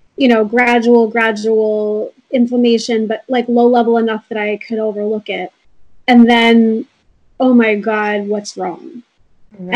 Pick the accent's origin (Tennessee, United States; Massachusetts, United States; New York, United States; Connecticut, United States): New York, United States; Rockland County; also born or lived in Brooklyn, New York; I was raised mostly in Rockland County and I grew up on an organic farm